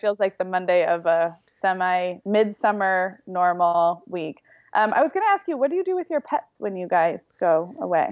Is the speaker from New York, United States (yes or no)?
no; Santa Barbara, California, United States; Santa Barbara, which is where I grew up